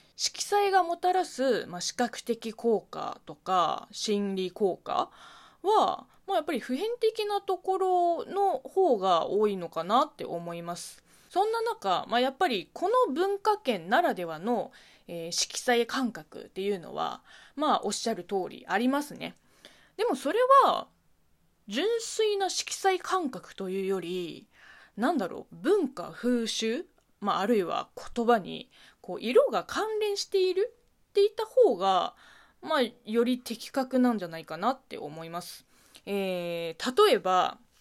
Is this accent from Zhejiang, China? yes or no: yes; Zhejiang, China; Japanese is a second language; moved away as an adult; also born or lived in Beijing; now in Japan; 私の地元浙江省